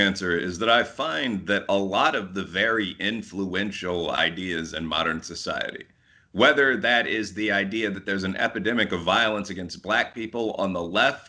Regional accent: Chicago, Illinois, United States; I'm from Chicago originally.

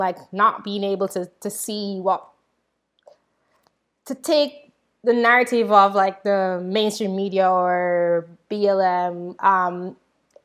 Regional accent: Jamaica; moved away as an adult; now in United States; I'm from Jamaica and I came straight from Jamaica

